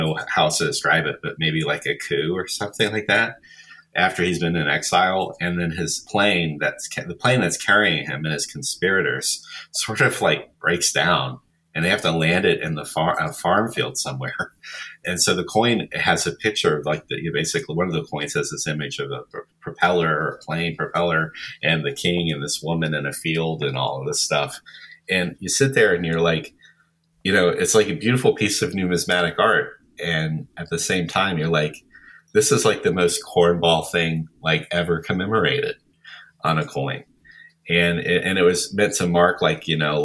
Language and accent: English; United States; being an American